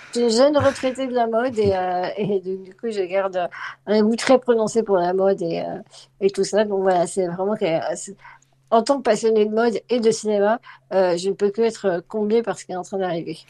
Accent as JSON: {"language": "French", "town": "Lyon", "region": "Auvergne-Rhône-Alpes", "country": "France", "tie": "born or raised there", "also_born_or_lived": "Vénissieux / Drôme", "moved": "as an adult", "said": "Je suis née à Vénissieux, mais j'ai grandi à Lyon. au centre de Lyon"}